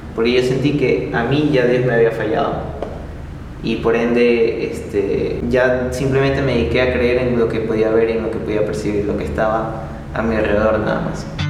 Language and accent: Spanish; Ecuador; soy de Ecuador